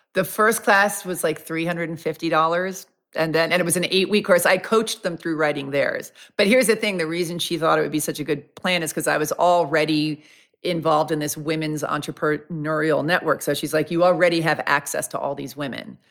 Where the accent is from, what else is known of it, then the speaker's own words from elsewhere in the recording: New York, United States; I'm from New York.